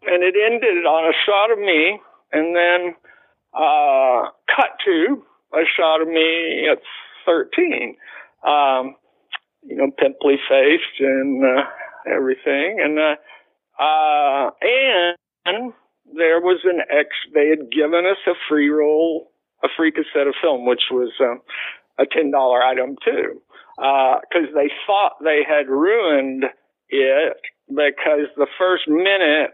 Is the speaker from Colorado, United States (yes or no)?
no; Fort Worth, Texas, United States; I came from Southwest High